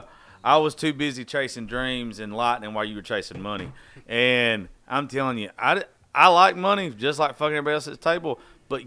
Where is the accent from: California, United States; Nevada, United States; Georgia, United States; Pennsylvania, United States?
Georgia, United States; I'm from Georgia